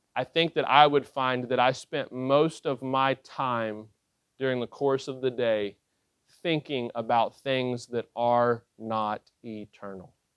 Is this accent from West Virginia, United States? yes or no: yes; West Virginia, United States; I was born in West Virginia